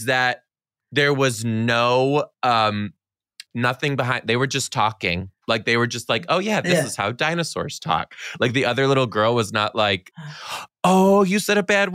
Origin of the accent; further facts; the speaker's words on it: Michigan, United States; I grew up in Michigan, which is snow